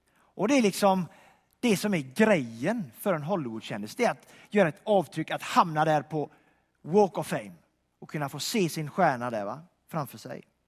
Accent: Donsö, Västra Götaland, Sweden; moved away; jag kommer från Donsö utanför Göteborg, en ö där

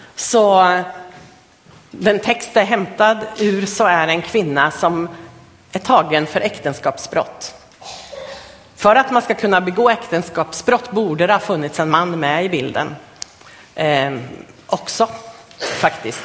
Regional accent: Östergötland, Sweden; moved away; jag kommer från Östergötland från början, så där växte jag upp.

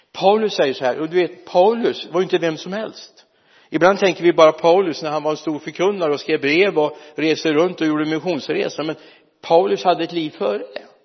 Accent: Mariestad, Västra Götaland, Sweden; also born or lived in Lidköping; är jag inte född i Lidköping jag är född uppe i Mariestad men det är ju nästan Lidköping

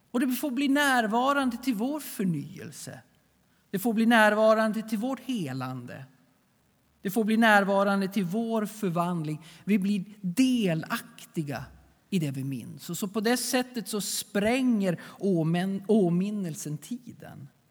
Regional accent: Sweden; vi svenskar

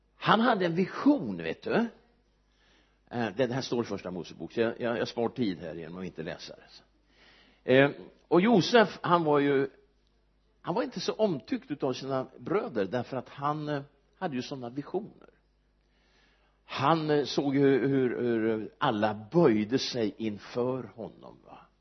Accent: Örebro, Örebro County, Sweden; also born or lived in United States; jag är född i Örebro jag har bott där nästan hela mitt liv utom en sejour i USA

